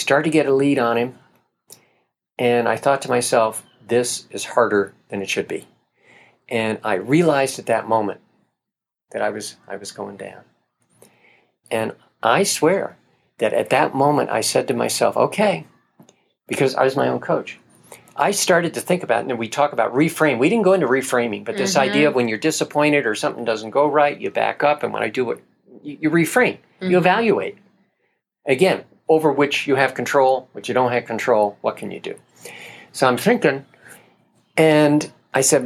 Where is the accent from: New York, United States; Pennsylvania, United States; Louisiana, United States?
New York, United States; Middletown; I was in a race in my hometown. I was 35 years old, Middletown, New York